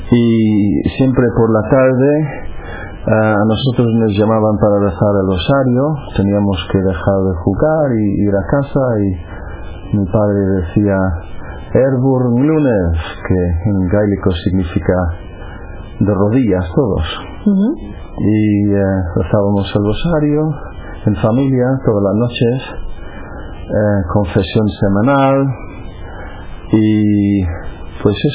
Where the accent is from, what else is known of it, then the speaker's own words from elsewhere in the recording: Cork, Munster, Ireland; Spanish is a second language; moved away; soy irlandés de la ciudad de Cork, en, el sur de Irlanda. Nací en el año 65, eh, ahora tengo 47 años y nací en una familia muy religiosa.